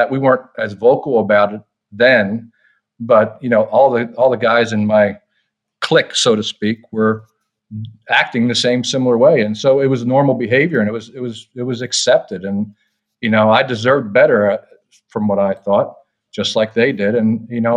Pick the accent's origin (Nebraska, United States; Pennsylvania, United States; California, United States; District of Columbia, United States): Pennsylvania, United States; Lancaster County; moved away as an adult; now in near DC/Baltimore, United States; we grew up in rural, conservative Lancaster County, Pennsylvania